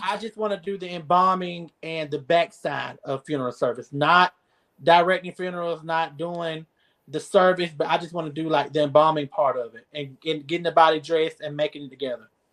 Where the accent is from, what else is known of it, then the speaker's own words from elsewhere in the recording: Newton, Georgia, United States; moved away as an adult; also born or lived in Camilla, Georgia; now in Albany, United States; I'm from Newton, Georgia